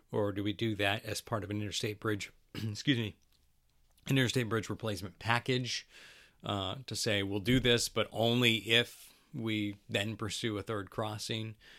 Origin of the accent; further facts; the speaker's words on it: Battle Ground, Washington, United States; I grew up in Battleground.